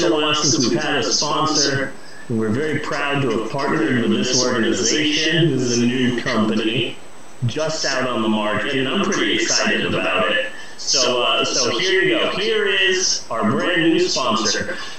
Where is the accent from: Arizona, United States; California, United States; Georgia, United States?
Arizona, United States; Phoenix; I'm fine with the scaled lizard skin because, you know, I'm from Phoenix and having lizard scales in 115-degree heat, that's only a positive.